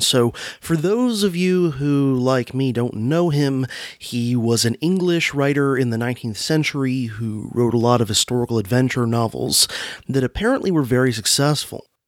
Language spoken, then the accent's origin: English; Florida, United States; born or raised there